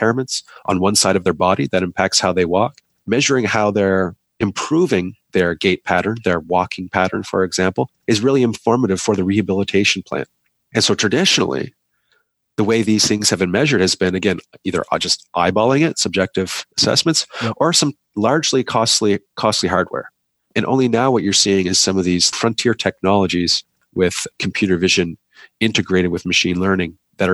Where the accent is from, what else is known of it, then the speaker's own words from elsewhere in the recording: Canada; I'm a Canadian